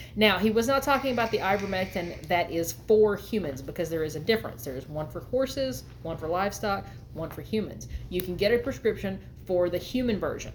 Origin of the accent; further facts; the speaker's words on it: Texas, United States; now in Arkansas, United States; we're from Texas and we live in Arkansas now